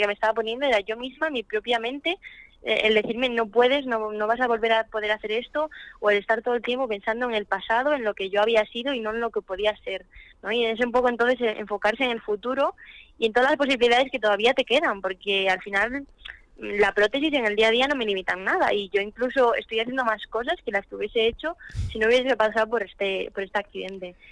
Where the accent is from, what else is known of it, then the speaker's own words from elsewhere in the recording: Spain; en mi país